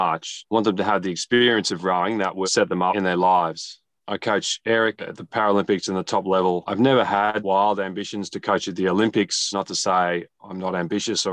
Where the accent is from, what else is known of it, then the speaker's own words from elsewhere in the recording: Melbourne, Victoria, Australia; also born or lived in Newcastle; I grew up in Melbourne. We moved around a bit, born in Newcastle